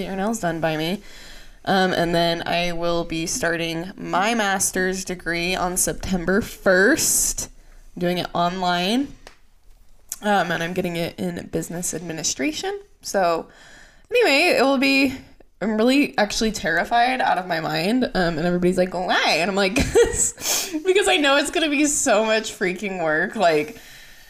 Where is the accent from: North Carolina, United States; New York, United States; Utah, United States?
Utah, United States; we're from Utah. Our parents are from Utah. All of our family lives in Utah.